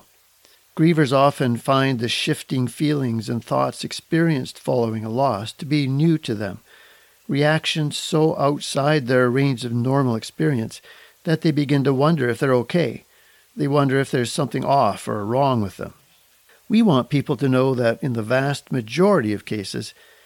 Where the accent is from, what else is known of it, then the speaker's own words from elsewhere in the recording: Kelowna, British Columbia, Canada; that beautiful city happens to be my hometown. of Kelowna, British Columbia.